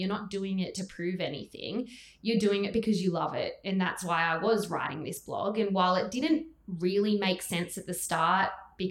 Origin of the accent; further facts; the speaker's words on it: Gold Coast, Queensland, Australia; I'm from the Gold Coast